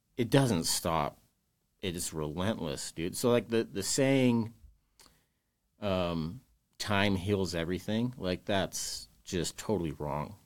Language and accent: English; West Jordan, Utah, United States; also born or lived in West Valley City, Utah; technically born in West Valley, but I grew up in West Jordan, went to West Jordan High School.